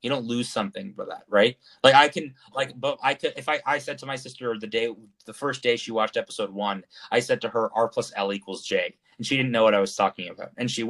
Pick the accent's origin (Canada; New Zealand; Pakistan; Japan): Japan; born there; My parents spent many years in Japan. I was born in Japan.